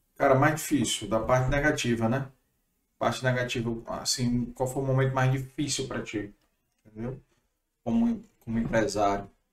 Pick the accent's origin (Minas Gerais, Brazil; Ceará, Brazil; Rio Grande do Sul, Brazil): Ceará, Brazil; Fortaleza; Sou de Fortaleza